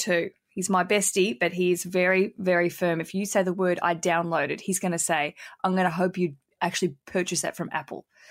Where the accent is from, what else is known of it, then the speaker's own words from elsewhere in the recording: Hobart, Tasmania, Australia; we're both from Hobart